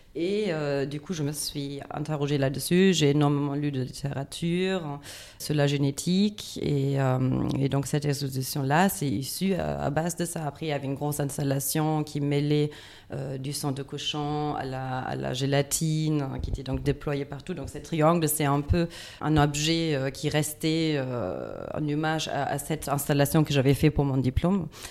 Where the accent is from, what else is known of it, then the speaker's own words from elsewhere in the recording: Düsseldorf, North Rhine-Westphalia, Germany; French is a second language; moved away; je viens de Düsseldorf